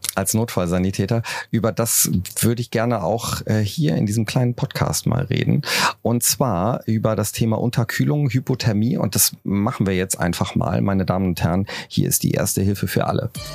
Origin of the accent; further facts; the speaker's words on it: Cologne, North Rhine-Westphalia, Germany; ich komme ja aus Köln